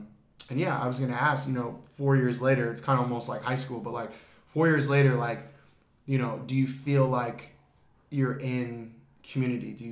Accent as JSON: {"language": "English", "town": "Phoenix", "region": "Arizona", "country": "United States", "moved": "yes", "lives_now": "Los Angeles, United States", "said": "I'm from the East. East Phoenix very own."}